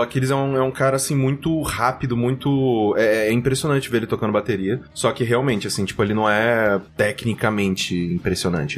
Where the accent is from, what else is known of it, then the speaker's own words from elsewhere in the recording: Mococa, São Paulo, Brazil; eu sou de Mococa